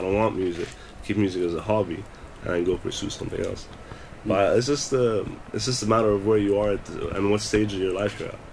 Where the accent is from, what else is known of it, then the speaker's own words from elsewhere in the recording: Dubai, United Arab Emirates; also born or lived in United Kingdom; I'm a kid from Dubai doing music in Dubai